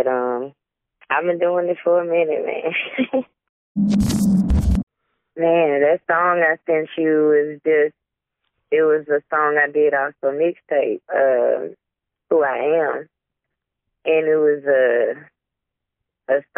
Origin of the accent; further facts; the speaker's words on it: Midway, Georgia, United States; I'm from Midway, Georgia. The Backwoodz. I'm out here in the country, man.